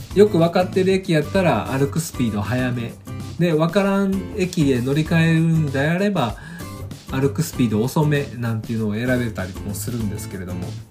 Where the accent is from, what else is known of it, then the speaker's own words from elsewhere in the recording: Kansai, Japan; 私が生まれ育った関西では